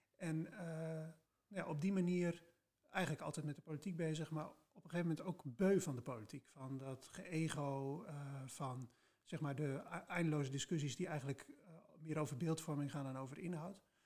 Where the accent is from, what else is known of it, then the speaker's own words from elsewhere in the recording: Spakenburg, Utrecht, Netherlands; moved away as an adult; also born or lived in Leiden / The Hague; now in Enschede, Netherlands; Dus ik ben geboren en getogen in Spakenburg, het vissersdorp